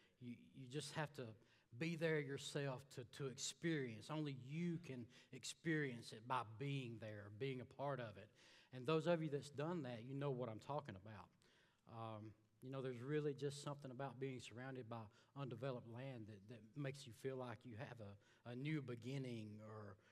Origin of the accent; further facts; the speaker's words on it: Alabama, United States; moved away as an adult; I'm from a little town in Alabama. Came down here about 6 years ago